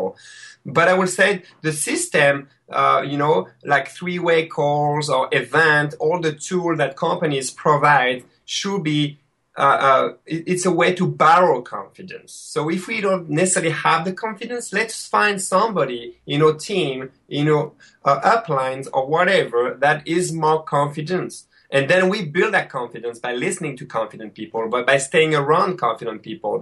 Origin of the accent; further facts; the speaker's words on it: France; accent: French; English is a second language; moved away as an adult; now in Rochester, New York, United States; my French accent